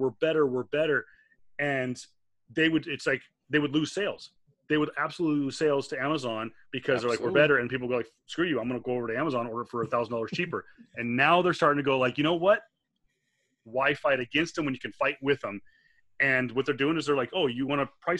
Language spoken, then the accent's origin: English; New York, United States; growing up in the New York market